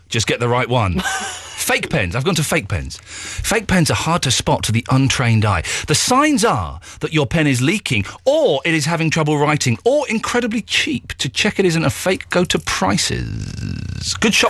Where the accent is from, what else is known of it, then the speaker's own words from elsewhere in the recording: England, United Kingdom; I'm English.